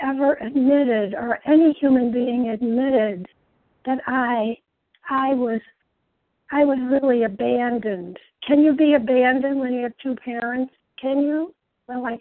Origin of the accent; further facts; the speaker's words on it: a town north of Chicago on Lake Michigan, Illinois, United States; I was born in the Midwest in a beautiful town north of Chicago, right on the shores of Lake Michigan, an only child